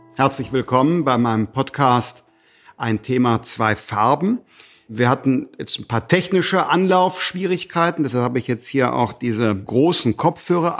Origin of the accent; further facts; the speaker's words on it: Germany; als Deutsche